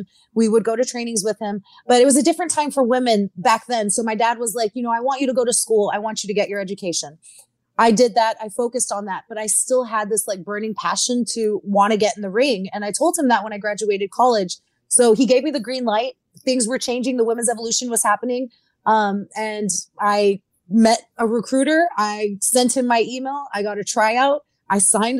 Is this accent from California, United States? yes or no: no; South Texas, United States; I'm from South Texas, where lucha is big there as well. We're literally on the border.